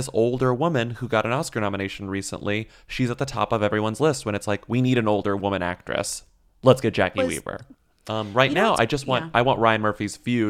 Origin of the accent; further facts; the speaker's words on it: Australia; but then I grew up in Australia where there is just no cheerleading culture.